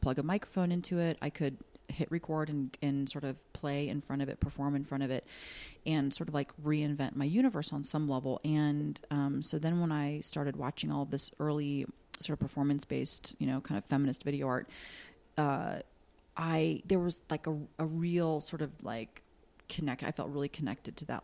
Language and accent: English; Columbus, Ohio, United States; growing up in Columbus, Ohio, which is a college town